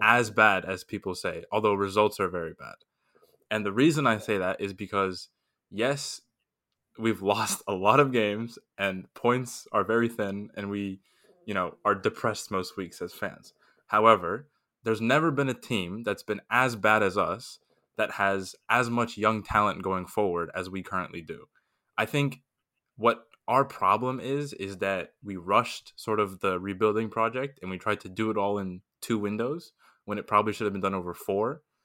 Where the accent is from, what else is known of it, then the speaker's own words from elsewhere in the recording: Miami, Florida, United States; I'm from Miami, so LeBron played for my team, the Heat, for four years